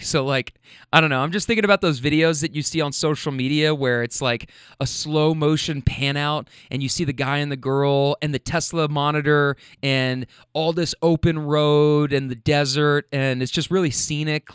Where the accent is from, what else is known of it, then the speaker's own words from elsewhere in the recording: Kentucky, United States; I'm from Kentucky